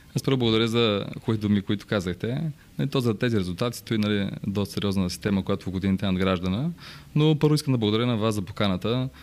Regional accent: Bansko, Blagoevgrad Province, Bulgaria; Аз съм роден в Банско

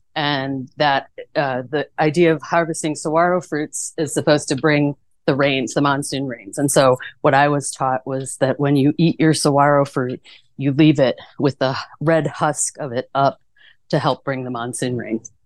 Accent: Chicago, Illinois, United States; moved away as an adult; now in Tucson, United States; I'm originally from the Chicago suburbs

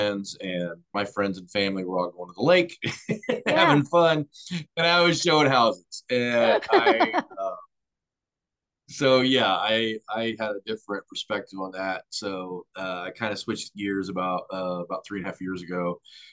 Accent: Missouri, United States; moved away as an adult; also born or lived in Florida; I grew up in Missouri, moved away. I joined the Coast Guard out of high school

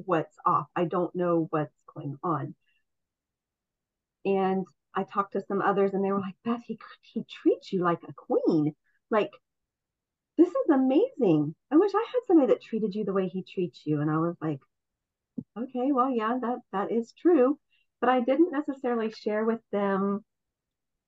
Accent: Ohio, United States; also born or lived in Washington State; now in Washington, United States; I was raised in Ohio, so I'm from the Midwest originally

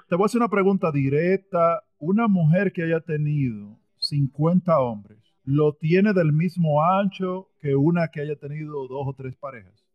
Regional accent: Dominican Republic; yo soy dominicano

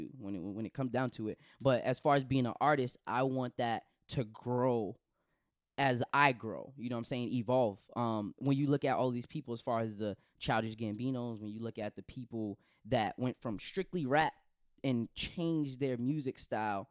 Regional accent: Brockton, Massachusetts, United States; also born or lived in Boston; I was born in Boston, but I'm from Brockton. Like, I rep Brockton.

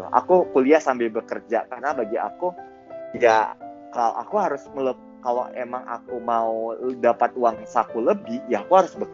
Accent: Medan, North Sumatra, Indonesia; moved away as an adult; now in Jakarta, Indonesia; Aku berasal dari Medan anyway.

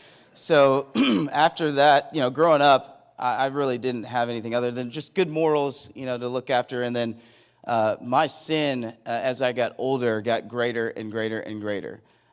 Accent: Plano, Texas, United States; born there; So I was born in Plano, Texas. Shout out to Plano. 7-time state football champions.

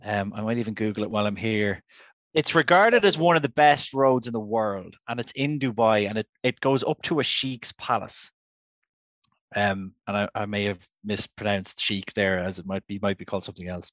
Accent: Ireland; We're healthy Irish gentlemen

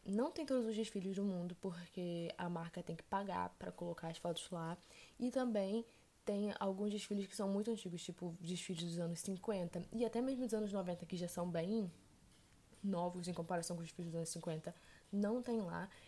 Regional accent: Brazil; eu não sou italiana, eu sou brasileira

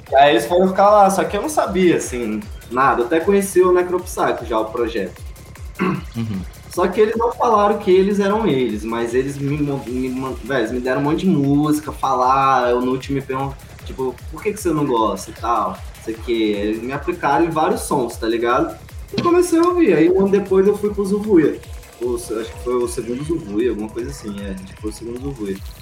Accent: Alto Paraíso de Goiás, Goiás, Brazil; also born or lived in Rio de Janeiro / Moinho; crescer aqui é foi bom demais

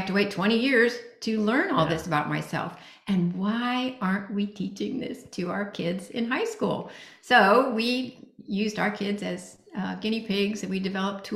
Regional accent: Indiana, United States; moved away as an adult; also born or lived in Singapore; I grew up in Indiana, and I had never been out of the United States

